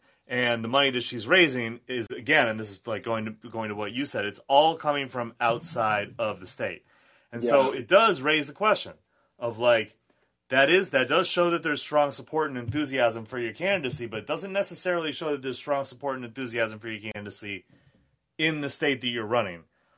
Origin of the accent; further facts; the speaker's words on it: New England, United States; I'm from the Northeast. I'm from New England